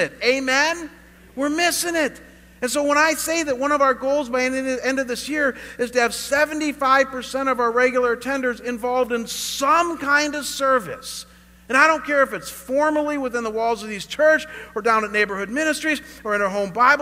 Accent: Chagrin Falls, Ohio, United States; moved away as an adult; also born or lived in Russell Township, Ohio; now in Scottsdale, United States; My hometown, Chagrin Falls, Ohio

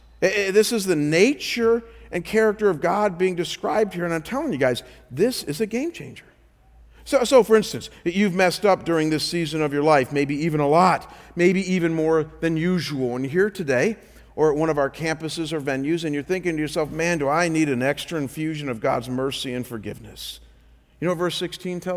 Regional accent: Cleveland, Ohio, United States; I come from Cleveland, so we're not too far from Niagara Falls

